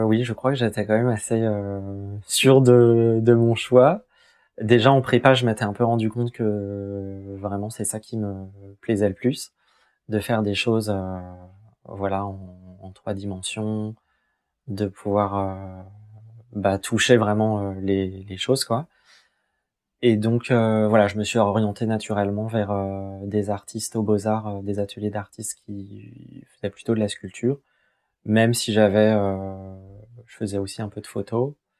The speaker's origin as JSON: {"language": "French", "area": "Essonne", "region": "Île-de-France", "country": "France", "tie": "born or raised there", "said": "je suis originaire de, d'Essonne. Euh, j'ai toujours habité, euh, du coup, euh, en banlieue sud de Paris"}